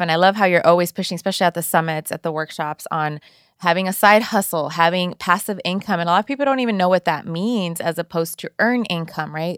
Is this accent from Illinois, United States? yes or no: no; Inglewood, California, United States; also born or lived in El Salvador; I grew up in Inglewood, I, my parents were actually from El Salvador. I was born in El Salvador and raised here. I was l, less than a year old.